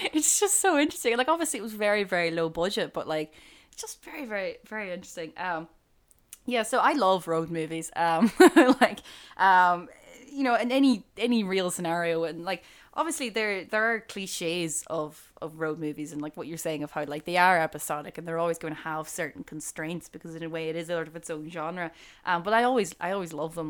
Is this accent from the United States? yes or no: no; Buncrana, County Donegal, Ireland; I grew up in Boncrana.